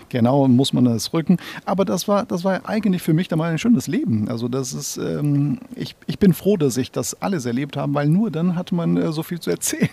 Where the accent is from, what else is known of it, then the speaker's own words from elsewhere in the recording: Brazil; German is a second language; also born or lived in Northern Brazil / Amazonas / São Paulo; now in Hamburg, Germany; ich bin in Nordbrasilien geboren im Jahre 75. Und als ich zehn Monate alt war, hat meine Eltern sich entschieden, äh, nach Amazonas äh, umzuziehen.